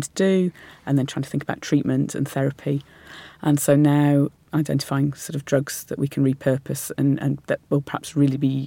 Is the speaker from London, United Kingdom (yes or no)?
no; Lancashire, North West England, United Kingdom; I was born in Lancashire